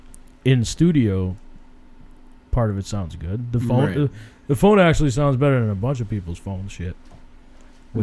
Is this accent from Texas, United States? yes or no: no; Meriden, Connecticut, United States; we grew up in Meriden